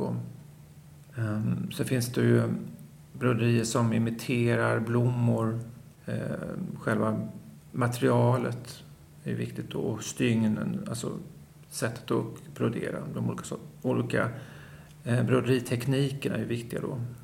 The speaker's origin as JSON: {"language": "Swedish", "region": "Småland", "country": "Sweden", "said": "jag kommer från Småland och alla mina mostrar"}